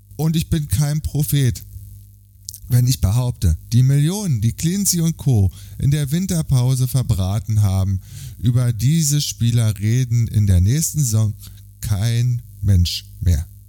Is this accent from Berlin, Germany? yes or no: yes; Berlin, Germany; Der Bundesliga-Verein meiner Jugend als Berliner